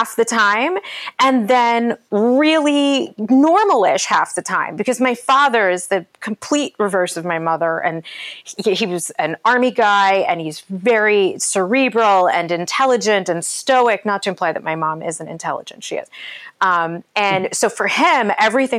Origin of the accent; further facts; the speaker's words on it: Ashtabula, Ohio, United States; also born or lived in Orange County, California; I'm from a small town in Ohio called Ashtabula. It's like the most upper northeast corner of Ohio before the Pennsylvania border